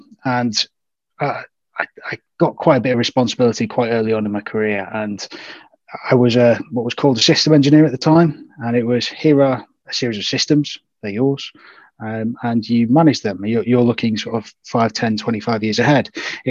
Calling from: Warrington, North West England, United Kingdom; So Warrington, it's in northern part of the UK, just right in between Liverpool and Manchester.

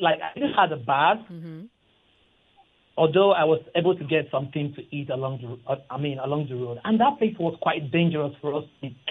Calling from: Ikeja, Lagos, Nigeria; calling from Ikeja.

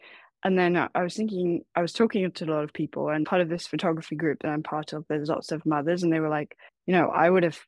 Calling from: San Francisco, California, United States; also born or lived in Taiwan; I'm calling from San Francisco.

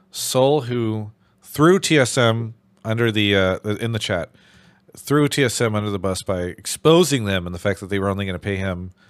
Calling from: Westchester, New York, United States; I'm calling from Westchester, New York.

